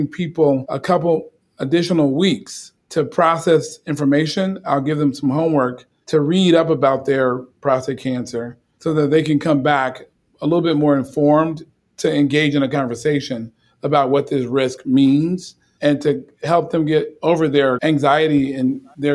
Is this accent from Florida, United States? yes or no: no; Chicago, Illinois, United States; I'm from the South Side of Chicago.